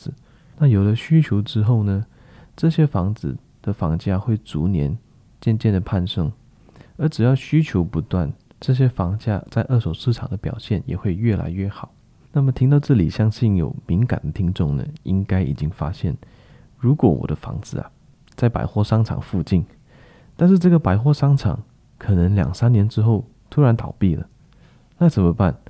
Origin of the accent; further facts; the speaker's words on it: Klang, Selangor, Malaysia; 那给大家举几个比较实际的例子哈，在我老家巴生啊，某一个商业区在发展上刚刚出售的时候，市场上都非常看好